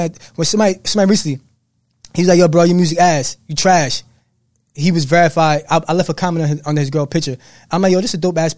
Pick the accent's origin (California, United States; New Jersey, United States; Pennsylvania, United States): New Jersey, United States; Jersey City; I'm from New Jersey.